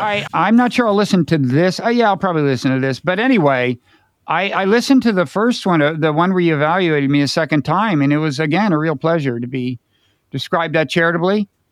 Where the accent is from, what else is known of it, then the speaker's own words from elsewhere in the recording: United States; I'm American.